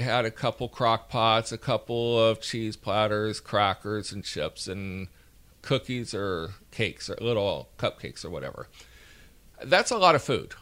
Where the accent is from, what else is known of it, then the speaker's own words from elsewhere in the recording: Alabama, United States; accent: Alabama; my Alabama accent